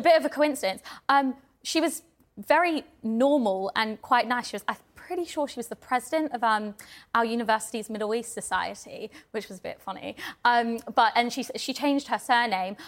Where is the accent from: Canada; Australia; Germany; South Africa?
Australia; I'm Australian